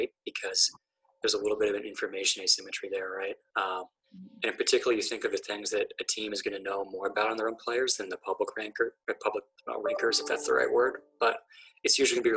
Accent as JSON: {"language": "English", "town": "Pittsburgh", "region": "Pennsylvania", "country": "United States", "tie": "born or raised there", "said": "I grew up in Pittsburgh, actually, in kind of like the early to mid 1990s"}